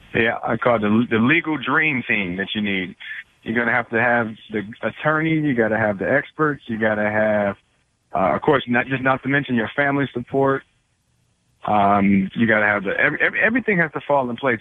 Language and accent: English; Detroit, Michigan, United States; I grew up in Detroit